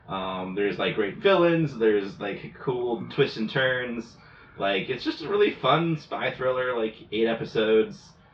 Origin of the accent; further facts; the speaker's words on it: United States; I'm American.